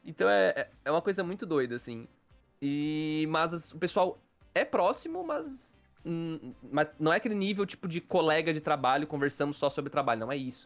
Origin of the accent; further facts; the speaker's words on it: Criciúma, Santa Catarina, Brazil; eu, o Dude e o Patrick, nós somos aqui de Criciúma